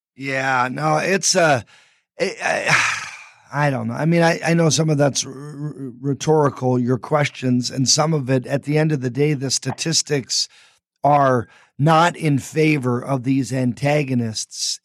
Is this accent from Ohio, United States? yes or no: no; Anchorage, Alaska, United States; I grew up in Anchorage, was there 35 years